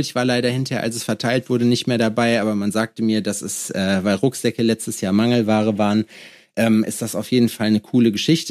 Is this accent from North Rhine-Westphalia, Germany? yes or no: yes; Lüdenscheid, North Rhine-Westphalia, Germany; in Lüdenscheid, wo ich herkomme